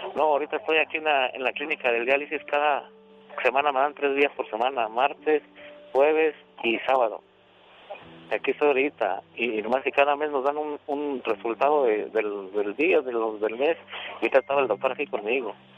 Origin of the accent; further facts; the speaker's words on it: Malpaso, Zacatecas, Mexico; moved away as an adult; now in United States; Yo nací en el estado de Zacatecas, en un pueblito que se llama Malpaso.